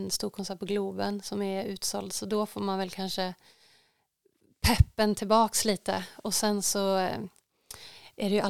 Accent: Luleå, Norrbotten County, Sweden; now in Stockholm, Sweden; jag har ju säkert någon slags liten stuga här hemma på Slätta. Eh, eller i Luleå eller båda två. Ehm, men jag tror nog faktiskt jag bor kvar där uppe i Stockholm.

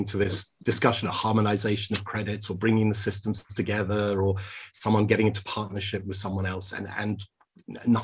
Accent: United Kingdom; as I speak as a Brit here now

